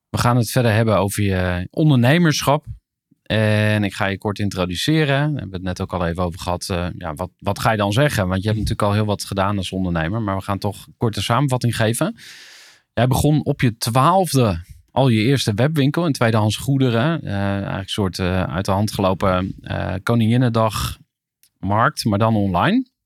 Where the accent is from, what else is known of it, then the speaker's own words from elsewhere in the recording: Zegveld, Utrecht, Netherlands; Ik ben geboren in, in Zegveld.